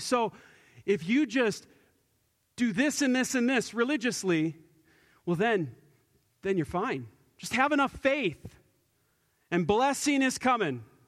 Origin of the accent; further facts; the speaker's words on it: United States; us as American Christians